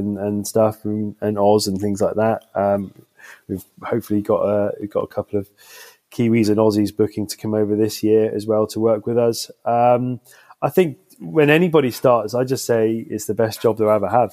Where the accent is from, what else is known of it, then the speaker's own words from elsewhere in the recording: Southeast Cornwall, South West England, United Kingdom; I grew up in Southeast Cornwall